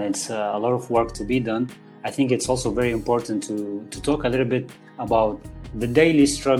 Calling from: Spain; English is a second language; who I'm speaking from Spain, as you are speaking now from Malaysia.

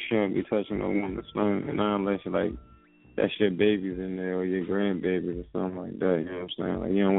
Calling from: Philadelphia, Pennsylvania, United States; North Philly, what's going on?

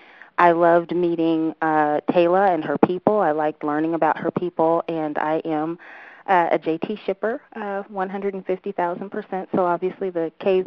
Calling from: United States; I'm calling from the United States

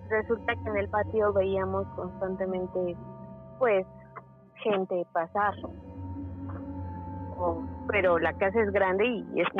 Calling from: Mexico City, Mexico; De la Ciudad de México.

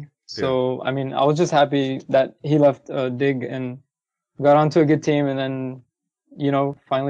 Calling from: Anaheim, California, United States; Hey, Travis, I'm calling from Anaheim, California.

